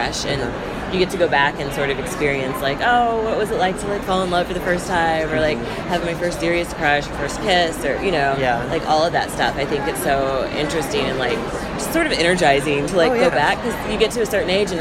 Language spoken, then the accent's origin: English; Southwest Missouri, United States; moved away as an adult; now in Los Angeles, United States; where I grew up in Southwest Missouri, and I grew up in the 80s